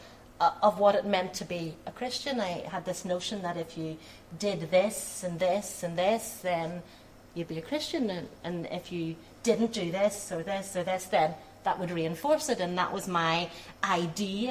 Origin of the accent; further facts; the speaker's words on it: Belfast, Northern Ireland, United Kingdom; My family at that time, when I was born, were living in working class Belfast. But I'm very fortunate to have been brought up by parents